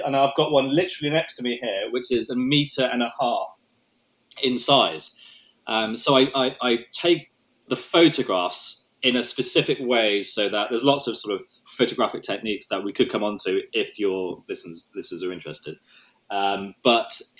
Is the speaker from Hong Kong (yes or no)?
yes; Hong Kong; moved away; I grew up in Hong Kong